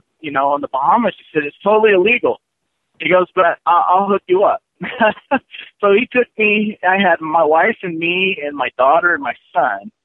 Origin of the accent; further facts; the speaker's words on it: San Diego, California, United States; moved away as an adult; also born or lived in Los Angeles; I grew up in San Diego